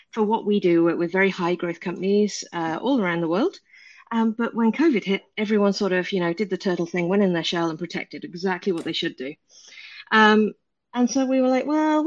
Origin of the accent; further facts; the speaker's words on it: England, United Kingdom; in my hometown in the middle of the UK, you've never heard